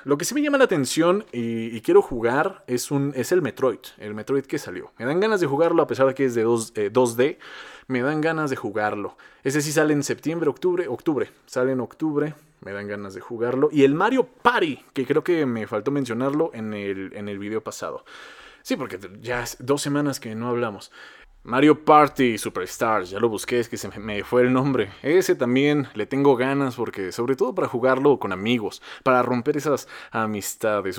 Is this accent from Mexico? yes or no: yes; Mexico; Cómo me encanta ser mexicano, qué sabroso es ser mexicano